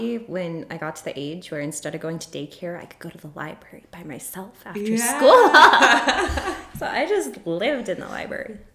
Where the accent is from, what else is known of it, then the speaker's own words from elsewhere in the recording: Ekalaka, Montana, United States; moved away as an adult; also born or lived in Japan; now in Lewistown, United States; I'm from Ekalaka, which is in the southeastern corner of the state. It's about 350 people